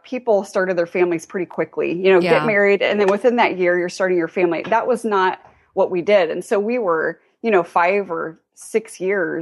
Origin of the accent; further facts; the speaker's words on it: near Dayton, Ohio, United States; also born or lived in northern Indiana; now in Indiana, United States; I grew up in actually near Dayton, Ohio. So still Midwestern girl